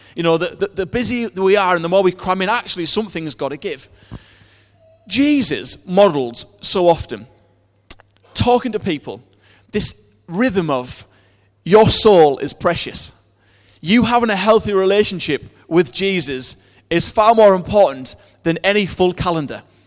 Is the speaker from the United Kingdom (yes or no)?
yes; United Kingdom; we're British